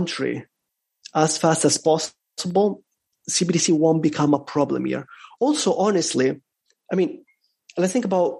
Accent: Italy; now in El Salvador; I'm from Europe, by the way. I'm from Italy

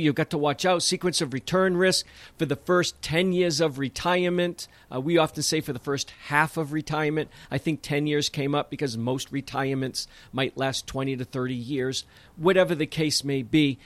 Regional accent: south of Boston, New England, Massachusetts, United States; growing up in New England, especially south of Boston, where I say, "Use guys,"

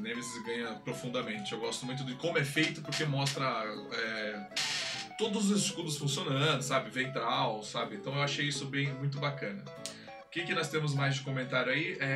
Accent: Brazil; eu sou brasileiro, eu falo 7

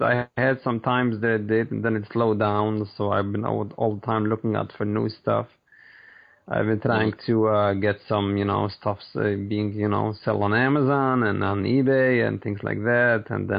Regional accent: New York, United States; New York.

